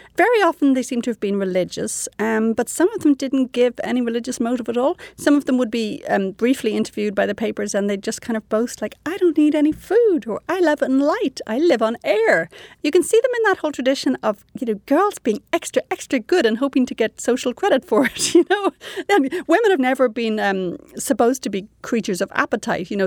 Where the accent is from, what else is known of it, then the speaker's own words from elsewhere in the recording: Ireland; moved away as an adult; now in Canada; I was raised quite prudishly in Ireland